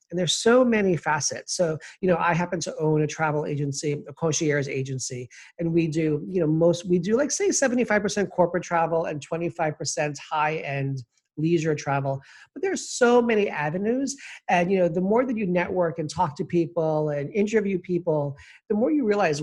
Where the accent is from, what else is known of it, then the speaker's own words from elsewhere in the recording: New York City, New York, United States; also born or lived in Kennebunkport, Maine; I was born and raised in Queens, New York